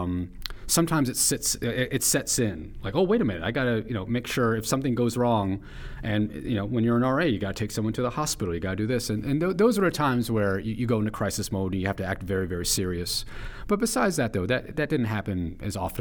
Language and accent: English; New York City, New York, United States; I grew up in Chelsea, in Manhattan